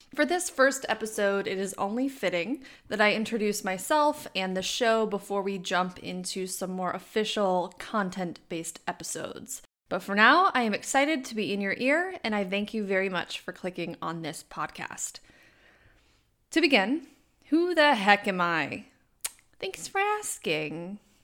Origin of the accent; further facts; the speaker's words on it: Wisconsin, United States; accent: Wisconsin; I was born and raised in the great state of Wisconsin.